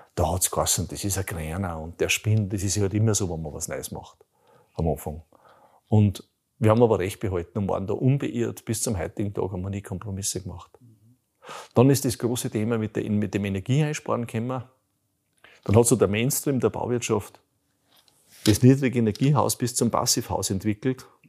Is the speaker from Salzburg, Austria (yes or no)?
yes; Bruck an der Großglocknerstraße, Salzburg, Austria; also born or lived in Radstadt / Lower Austria; ich bin, ich bin im Bruck an der Glucknerstraße aufgewachsen, in Rottstock geboren